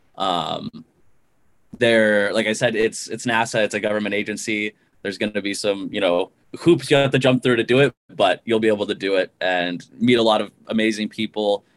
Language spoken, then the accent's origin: English; Missoula, Montana, United States; moved away as an adult; also born or lived in Ohio; I grew up in Montana, um, in Missoula, Montana, and I went to my hometown university for my undergraduate